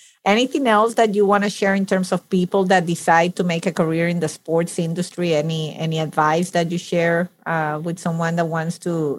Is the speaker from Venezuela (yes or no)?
yes; Venezuela; moved away as an adult; now in United States; I'm Italian as well. I was born and raised in Venezuela